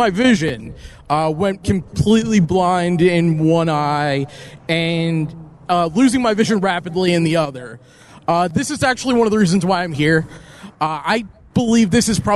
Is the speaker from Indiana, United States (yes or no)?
no; Summerlin, Nevada, United States; I'm from Summerlin